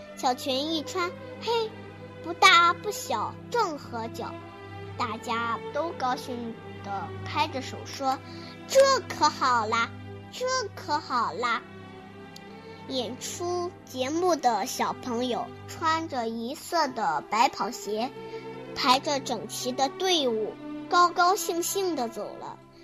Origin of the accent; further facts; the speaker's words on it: Huimin, Shandong, China; 我是来自山东惠民的